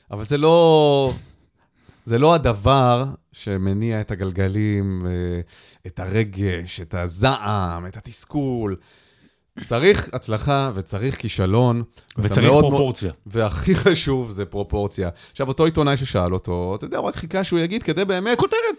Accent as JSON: {"language": "Hebrew", "country": "Israel", "tie": "born or raised there"}